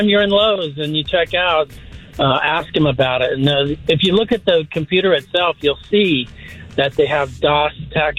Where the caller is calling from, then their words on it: Groveland, United States; I'm from Groveland.